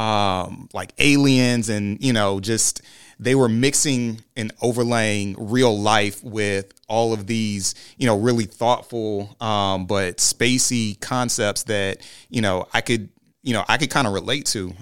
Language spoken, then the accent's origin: English; Orlando, Florida, United States; growing up in Orlando, Central Florida